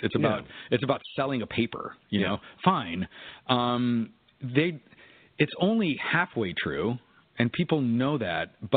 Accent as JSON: {"language": "English", "region": "New Mexico", "country": "United States", "moved": "yes", "said": "we're from New Mexico originally"}